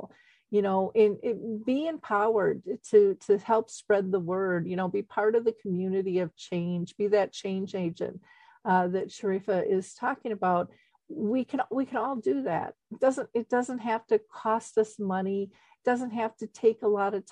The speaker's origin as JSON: {"language": "English", "region": "Minnesota", "country": "United States", "tie": "born or raised there", "said": "I grew up in Minnesota in the U.S."}